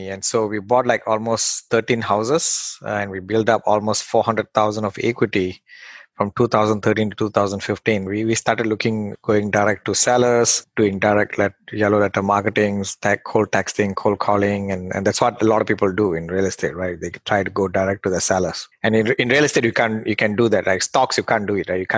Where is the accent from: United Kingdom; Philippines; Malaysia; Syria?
Malaysia; English is a second language; now in United States; I came from Malaysia, like probably like 10 years ago to the US through a company transfer.